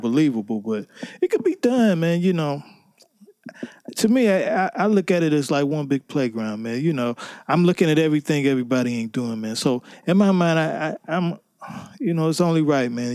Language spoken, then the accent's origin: English; Cleveland, Ohio, United States; I'm from Cleveland, Ohio, two one six